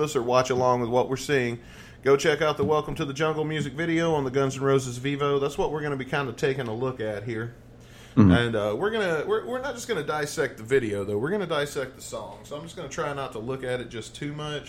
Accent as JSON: {"language": "English", "region": "the South", "country": "United States", "said": "I'm from the South"}